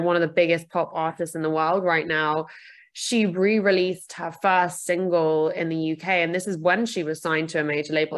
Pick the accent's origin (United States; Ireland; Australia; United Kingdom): United Kingdom; I'm also British.